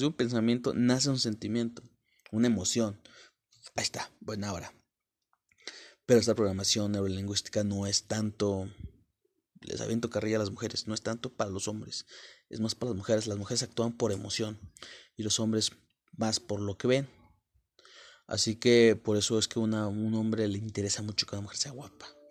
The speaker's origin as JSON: {"language": "Spanish", "region": "Puebla", "country": "Mexico", "tie": "born or raised there", "moved": "yes", "said": "al llegar a la capital, soy de Puebla, México."}